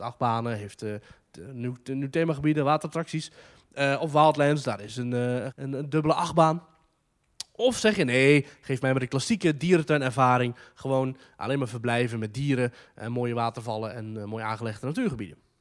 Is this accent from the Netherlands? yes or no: yes; Netherlands; ik uit Nederland kom